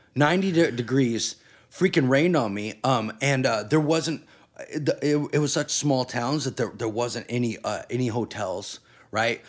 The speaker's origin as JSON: {"language": "English", "town": "Redding", "region": "California", "country": "United States", "also_born_or_lived": "New York", "said": "I'm from Reading"}